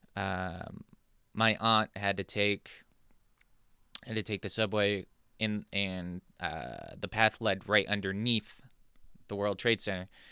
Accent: San Diego, California, United States; moved away as an adult; now in New Jersey, United States; growing up in California

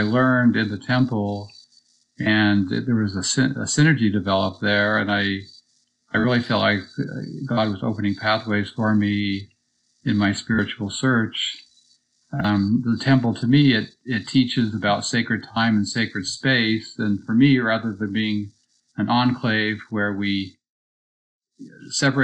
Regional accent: Provo, Utah, United States; growing up in Provo, Utah, a conservative place

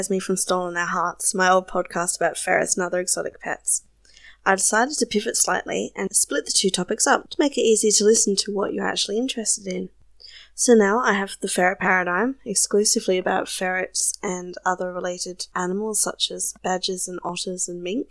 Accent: South Australia, Australia; accent: South Australian; Obviously, I'm Australian. My accent can be a little bit confusing sometimes because I'm from South Australia and our accent is slightly different.

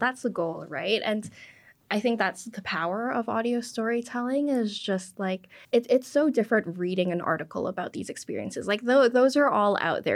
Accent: Canada; first language English; being, you know, Canadian-born, English is my first language

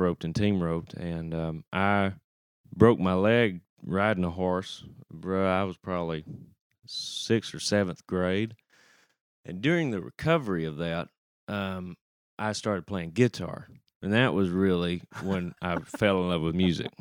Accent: Shelbyville, Texas, United States; now in Nashville, United States; growing up in Shelbyville

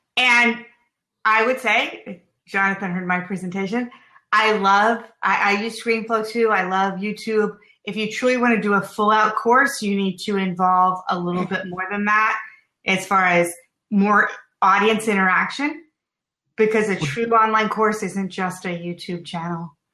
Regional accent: Florida, United States; I'm from Florida

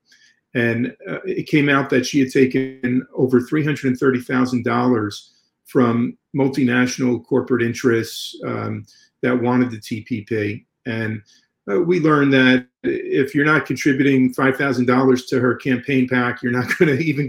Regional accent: New York, United States; now in Fort Lauderdale, United States; influenced since childhood growing up in New York

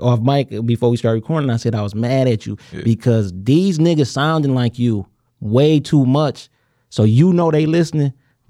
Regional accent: United States; I'm an American nigga.

